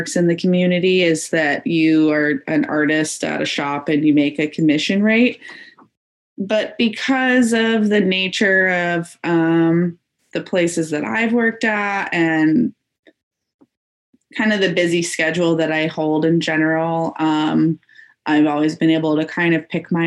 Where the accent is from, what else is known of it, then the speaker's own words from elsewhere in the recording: Phoenix, Arizona, United States; now in Portland, United States; I'm in Portland, Oregon right now, but I'm originally from Phoenix, Arizona.